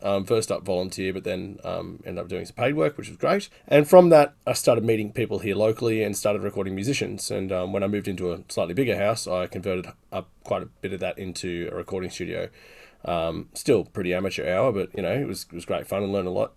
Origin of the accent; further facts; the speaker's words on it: Newcastle, New South Wales, Australia; I'm from Newcastle, Australia, which is on the East Coast